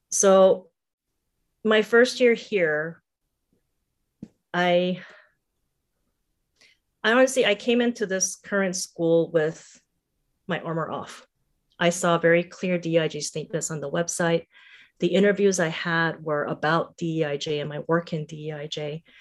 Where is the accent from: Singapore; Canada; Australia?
Singapore; also born or lived in Seoul, South Korea / Bangkok, Thailand; I was born in Seoul, South Korea. My parents are both South Korean. My paternal grandfather escaped from North Korea when he was 16, so there's a bit of generational history there as well. I grew up mostly in Singapore and Bangkok.